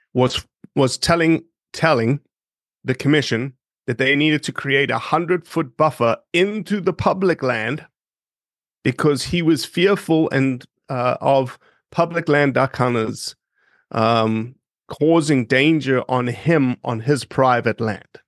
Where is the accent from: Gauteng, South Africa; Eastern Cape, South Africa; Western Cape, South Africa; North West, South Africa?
Gauteng, South Africa; Johannesburg; moved away as an adult; also born or lived in Oxford, Mississippi; now in Memphis, United States; I grew up in Johannesburg, eight and a half million people.